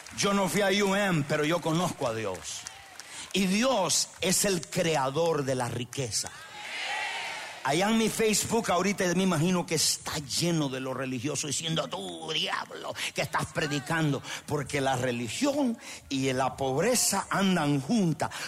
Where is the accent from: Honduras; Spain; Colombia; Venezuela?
Honduras; moved away; el pueblo donde yo soy de Honduras